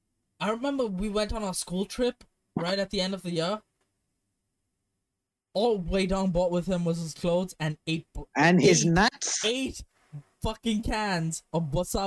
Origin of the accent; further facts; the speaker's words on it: India; I said, I'm Indian.